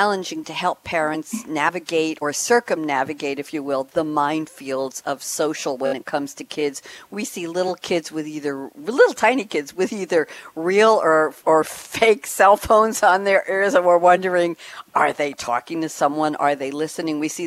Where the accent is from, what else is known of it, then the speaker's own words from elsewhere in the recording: New York, United States; moved away as an adult; also born or lived in Long Island; now in Durham, United States; I'm from New York